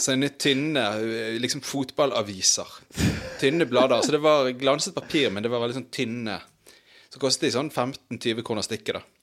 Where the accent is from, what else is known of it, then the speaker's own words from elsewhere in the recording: Bergen, Vestland, Norway; barndommen på Brann stadion